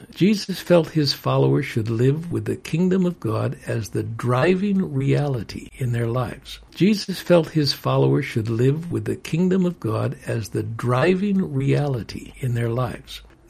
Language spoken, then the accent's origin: English; United States; I love being an American, but I'm a citizen of the world, partly because I'm a member of the kingdom of God.